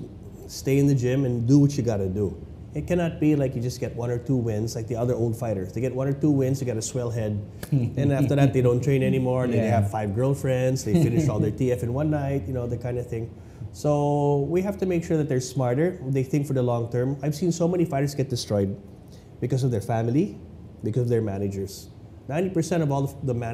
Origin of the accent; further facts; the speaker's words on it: Philippines; As a Filipino athlete